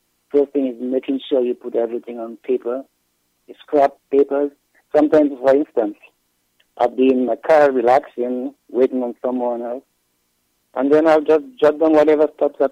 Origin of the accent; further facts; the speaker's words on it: Dominica; moved away as an adult; also born or lived in U.S. Virgin Islands; now in Texas, United States; I grew up in Dominica until like in my teen years. After my late teens, like in 19, I migrated to the U.S. Virgin Islands